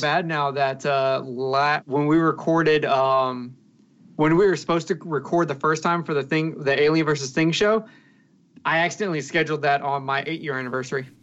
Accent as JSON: {"language": "English", "region": "the South", "country": "United States", "said": "I'm from the South"}